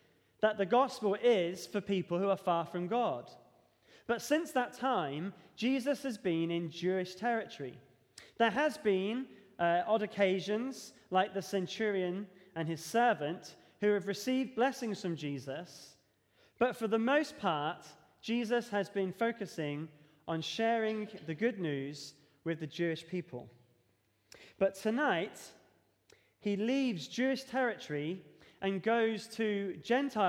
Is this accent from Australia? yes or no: no; Devon, South West England, United Kingdom; moved away; When I grew up in Devon, we used to have what we call youth discipleship here.